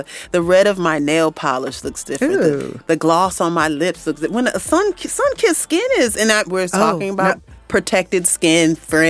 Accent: Central New York, United States; now in Tennessee, United States; I grew up in Central New York, which is known as the Ice Belt.

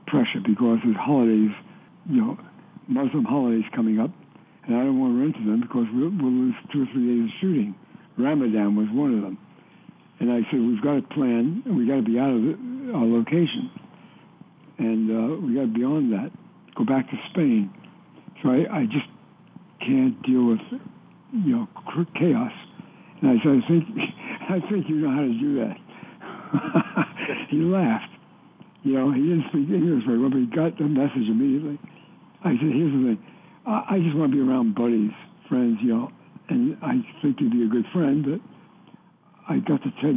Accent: New York, United States; moved away as an adult; also born or lived in Hollywood; I was from New York

